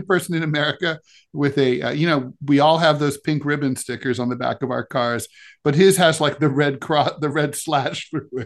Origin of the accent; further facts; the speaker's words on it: Dayton, Ohio, United States; moved away; where I grew up in Dayton, the Dayton Daily News